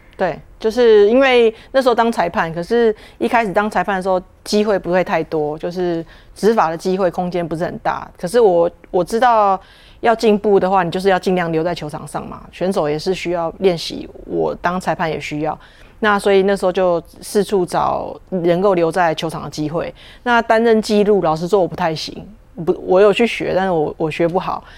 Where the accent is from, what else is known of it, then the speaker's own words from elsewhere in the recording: Taiwan; 我们台湾